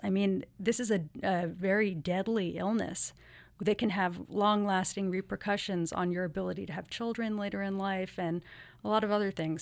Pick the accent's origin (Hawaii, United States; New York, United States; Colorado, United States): New York, United States; New York City; I grew up here in New York City